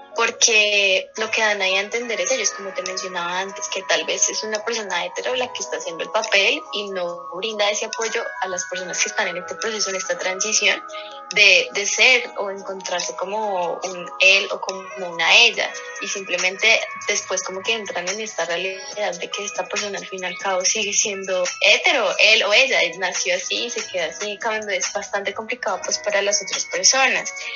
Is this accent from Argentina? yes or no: no; Colombia; para nosotros como colombianos era como normal